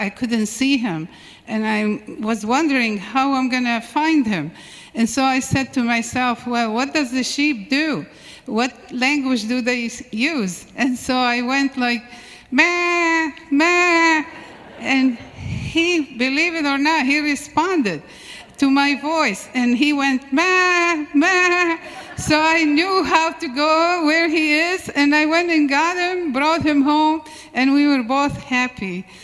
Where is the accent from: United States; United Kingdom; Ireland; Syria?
Syria; moved away; I was uh, born and raised in Syria